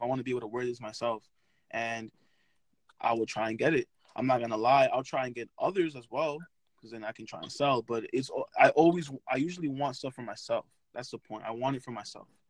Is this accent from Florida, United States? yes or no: no; New York City, New York, United States; I'm from Brooklyn, New York